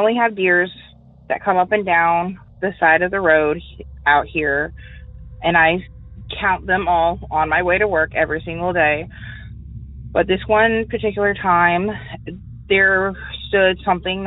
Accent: St. Augustine, Florida, United States; also born or lived in Hastings, Florida; I'm from St. Augustine, Florida

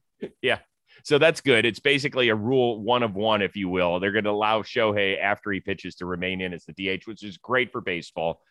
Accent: Cleveland, Ohio, United States; I grew up in Cleveland

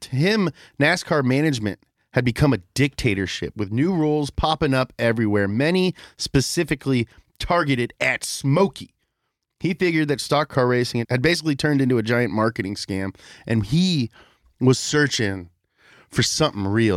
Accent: Kentucky, United States; also born or lived in Florida; I grew up in Kentucky

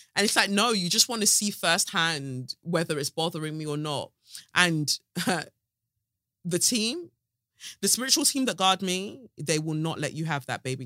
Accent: United Kingdom; accent: South; I'm British as fuck

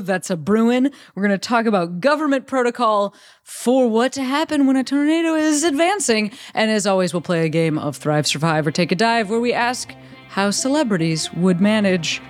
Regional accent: Chicago, Illinois, United States; moved away; I am from the suburbs of Chicago originally. And so like tornado drills and actual tornadoes, a part of my life growing up

